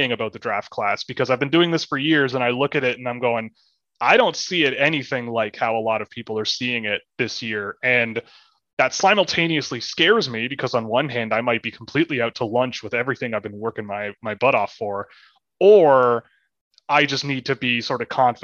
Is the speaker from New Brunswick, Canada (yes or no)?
no; Toronto, Ontario, Canada; when I grew up, I mean, I'm from Toronto. I grew up playing hockey.